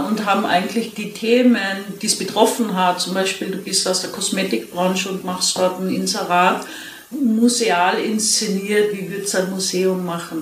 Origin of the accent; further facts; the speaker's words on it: East Tyrol, Austria; ich bin in Osttirol aufgewachsen